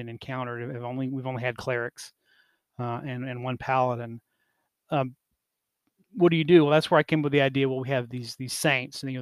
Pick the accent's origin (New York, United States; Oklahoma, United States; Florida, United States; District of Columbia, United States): Oklahoma, United States; growing up in Oklahoma, as part of Native families and communities